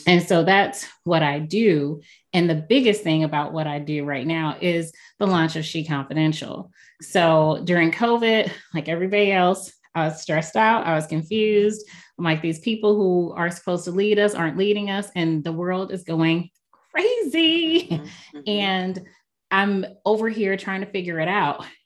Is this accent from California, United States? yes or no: no; St. Louis, Missouri, United States; I am been born and raised in St. Louis, Missouri